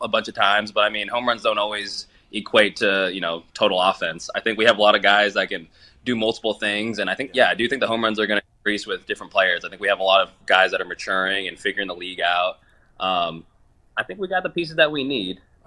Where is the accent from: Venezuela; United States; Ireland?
United States; Oakland, California; I'm from the Oakland area